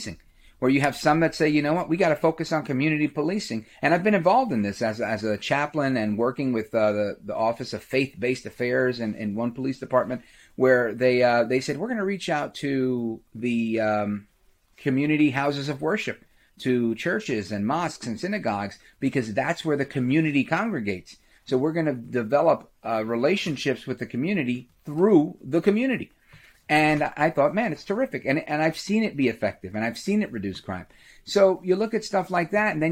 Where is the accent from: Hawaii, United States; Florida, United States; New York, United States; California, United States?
New York, United States; New York City; I grew up in Brooklyn, right outside of Flatbush